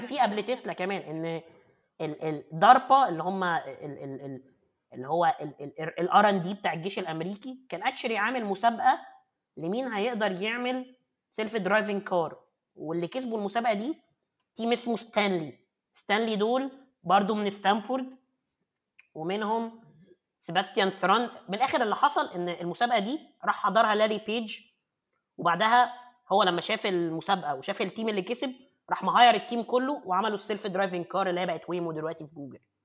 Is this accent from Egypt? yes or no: yes; Egypt; also born or lived in Cairo; عندنا في مصر